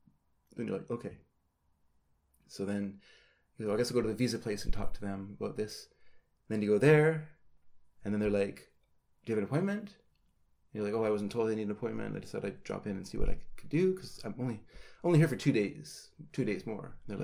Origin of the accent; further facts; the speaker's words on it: United States; now in Canada; to me, I know I'm an American citizen, but I live in Canada. I've lived there a long time.